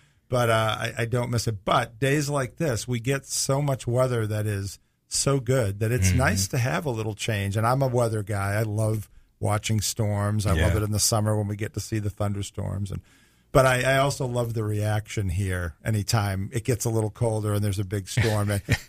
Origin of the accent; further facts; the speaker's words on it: Northeast, United States; moved away; I grew up in the Northeast.